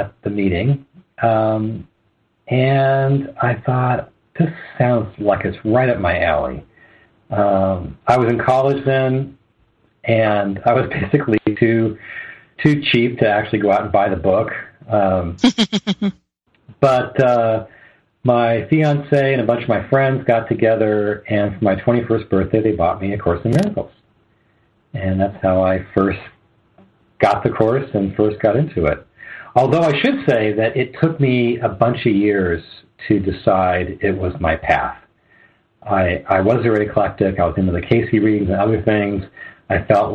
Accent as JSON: {"language": "English", "region": "Southern California", "country": "United States", "also_born_or_lived": "Arizona", "moved": "as an adult", "said": "I'm from Southern California, but I moved to mm-hmm. Arizona in 1990"}